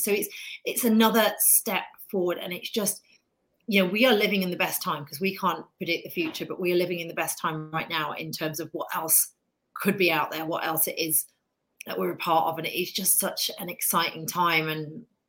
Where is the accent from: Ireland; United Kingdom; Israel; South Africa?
United Kingdom; accent: British; now in United States; I, live in America. I'm obviously British, as you can tell by my accent, but I'm a very proud new American